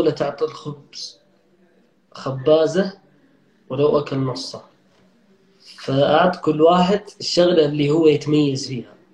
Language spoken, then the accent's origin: Arabic; Saudi Arabia; أكثر وأهم الأسباب اللي خلتني أمسك مشاريع كبيرة مع جهات حكومية اني سعودي